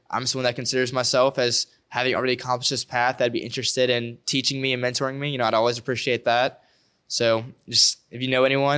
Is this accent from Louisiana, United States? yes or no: yes; Denham Springs, Louisiana, United States; I'm around the area. I'm from Denham.